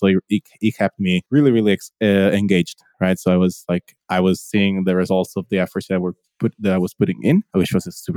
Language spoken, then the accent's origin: English; Italy; I'm from Italy, based currently in Italy as well, central Italy